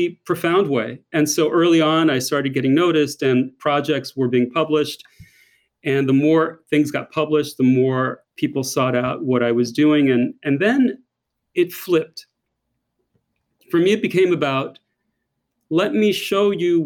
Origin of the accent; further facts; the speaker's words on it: United States; accent: thick American; moved away as an adult; now in Paris, France; as an American living in Paris